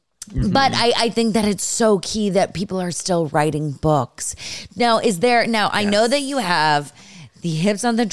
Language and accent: English; Los Altos, California, United States; I'm originally from San Francisco, like with the Bay Area. So I'm from Los Altos area.